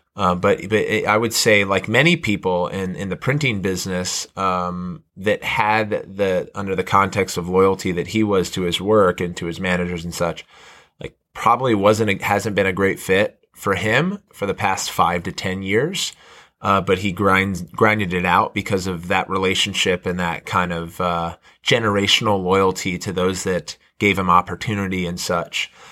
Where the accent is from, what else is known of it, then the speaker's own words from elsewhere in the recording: Montgomery County, Maryland, United States; growing up in Montgomery County